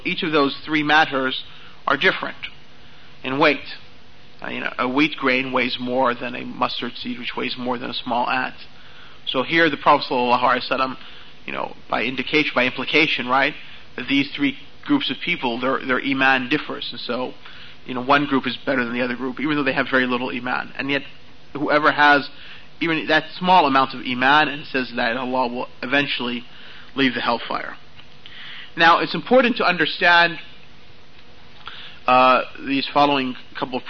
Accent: United States; accent: American; my American accent

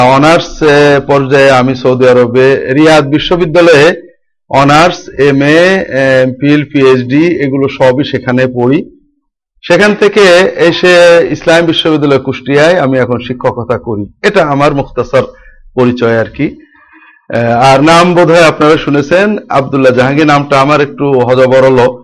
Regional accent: Jhenaidah District, greater Jessore, Khulna Division, Bangladesh; moved away as an adult; also born or lived in Dhaka, Bangladesh / Riyadh, Saudi Arabia; now in Kushtia, Bangladesh; আমার বাড়ি যশোর বৃহত্তর যশোর জেলার ঝিনাইদহ জেলায় আমার জন্মস্থান বাড়ি

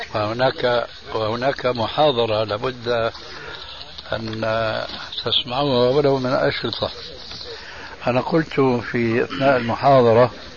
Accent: Syria; عندنا في سوريا

